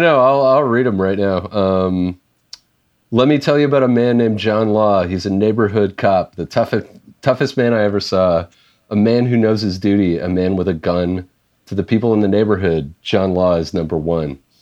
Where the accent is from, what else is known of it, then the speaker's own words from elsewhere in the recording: Canada; as a Canadian